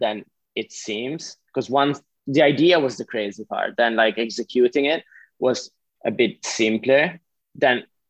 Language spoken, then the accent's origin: English; Switzerland; first language Italian; English is a second language; I'm Swiss Italian. So like part of my, like I speak Italian. That's my mother, that's my native language